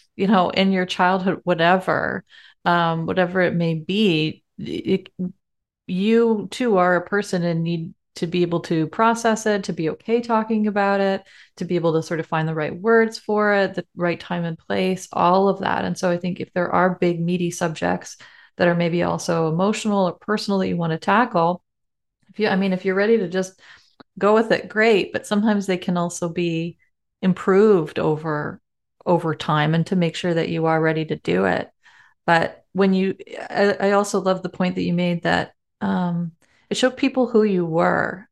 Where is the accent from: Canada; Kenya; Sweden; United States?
Canada; We're so Canadian